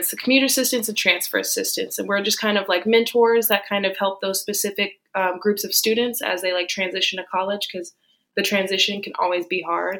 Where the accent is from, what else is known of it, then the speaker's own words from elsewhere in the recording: Tampa, Florida, United States; moved away as an adult; now in Miami, United States; I am originally from Tampa, Florida